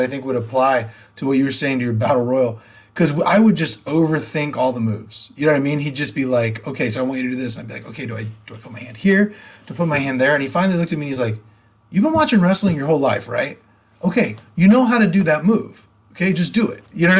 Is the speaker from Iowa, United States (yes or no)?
no; Sacramento, California, United States; also born or lived in Modesto; I grew up in Sacramento, but I was in Modesto then.